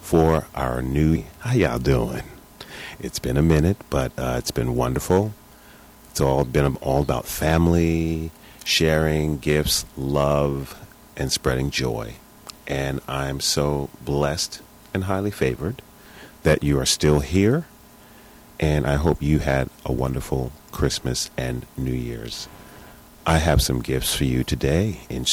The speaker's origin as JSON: {"language": "English", "town": "New York City", "region": "New York", "country": "United States", "tie": "born or raised there", "moved": "yes", "said": "my hometown, New York City"}